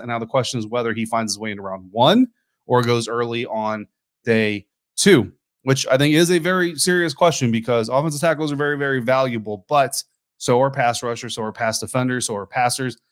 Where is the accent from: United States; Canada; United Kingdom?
United States; I'm American